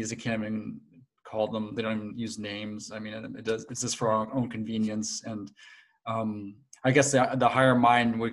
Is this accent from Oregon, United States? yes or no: no; Connecticut, United States; now in Germany; I come from the East Coast as well, Connecticut. And so but now I'm in Germany